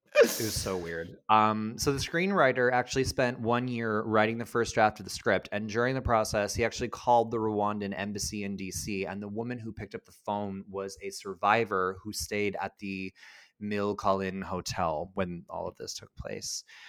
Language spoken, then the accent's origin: English; Canada